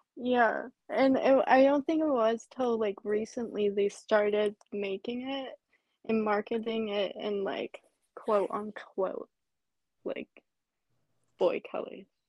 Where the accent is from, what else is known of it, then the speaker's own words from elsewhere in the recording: basically Seattle, Washington, United States; I'm from Washington, basically Seattle